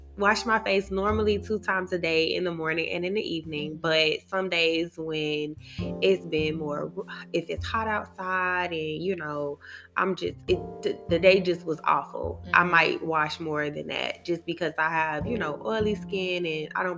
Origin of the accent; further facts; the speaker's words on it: Miami, Florida, United States; now in Atlanta, United States; I'm originally from Miami.